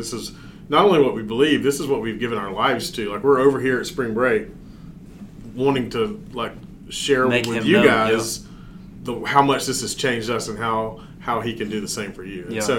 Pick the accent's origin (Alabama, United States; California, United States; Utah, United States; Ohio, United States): Alabama, United States; growing up in Alabama